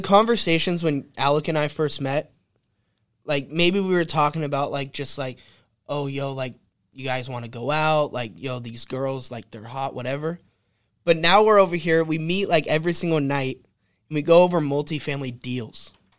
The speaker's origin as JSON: {"language": "English", "region": "California", "country": "United States", "tie": "born or raised there", "said": "I'm a boy from California, born and raised"}